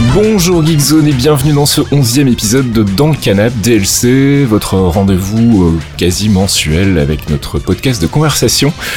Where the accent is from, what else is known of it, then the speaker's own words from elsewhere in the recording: Rixensart, Wallonia, Belgium; une école communale de, de petit village où j'habitais qui s'appelait Rexensart